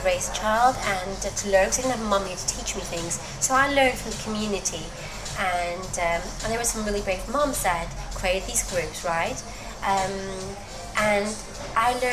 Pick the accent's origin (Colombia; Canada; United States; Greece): Greece; English is a second language; moved away as an adult; now in United Kingdom; Greece, where my hometown is